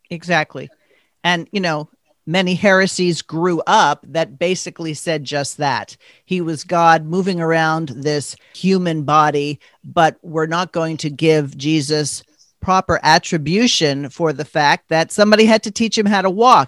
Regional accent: New York, United States; growing up on the East Coast, I grew up in New York

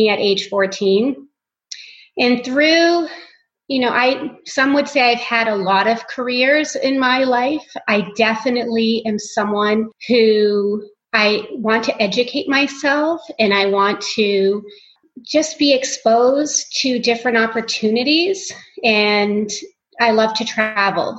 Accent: Portland, Maine, United States; moved away as an adult; now in Phoenix, United States; I grew up in Portland, Maine

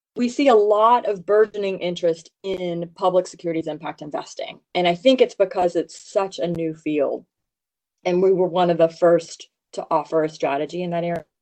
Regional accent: Louisiana, United States; I grew up in Louisiana

